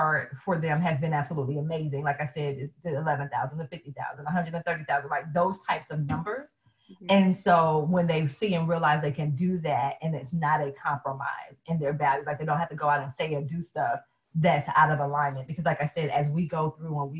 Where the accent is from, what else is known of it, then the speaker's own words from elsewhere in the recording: the South, United States; I am from the South, and yes, mom was in church all the time